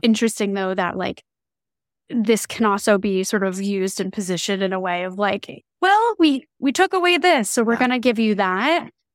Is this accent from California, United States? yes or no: no; New Jersey, United States; moved away; I'm originally from New Jersey